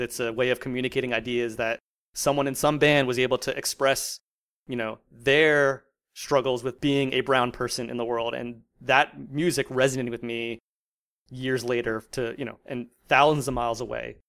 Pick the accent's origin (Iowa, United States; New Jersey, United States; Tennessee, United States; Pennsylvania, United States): New Jersey, United States; moved away as an adult; also born or lived in Virginia; born and raised in South Jersey